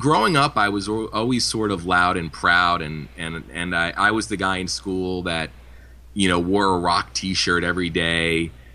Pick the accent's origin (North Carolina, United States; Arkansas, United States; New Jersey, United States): New Jersey, United States; where I grew up here in New Jersey, I went to high school at the same high school as …